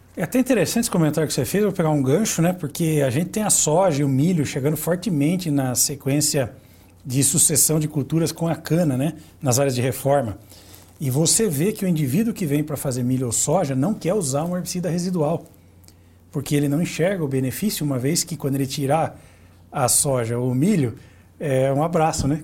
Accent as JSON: {"language": "Portuguese", "town": "Santa Bárbara d'Oeste", "region": "São Paulo", "country": "Brazil", "said": "Eu que sou da, da cidade de Santa Bárbara do Oeste"}